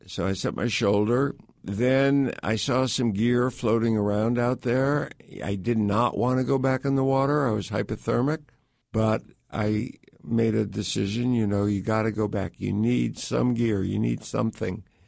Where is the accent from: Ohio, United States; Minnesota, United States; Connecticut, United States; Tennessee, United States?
Connecticut, United States; I grew up in suburban Connecticut.